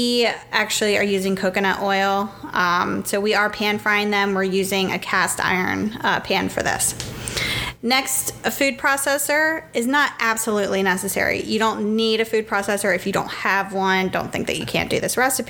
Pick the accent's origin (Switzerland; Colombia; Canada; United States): United States; Pennsylvania; We're from Pennsylvania